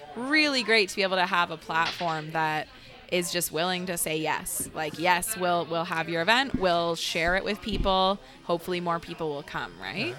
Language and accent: English; Waterloo, Ontario, Canada; I grew up in Uptown Waterloo, so, or like close to Uptown Waterloo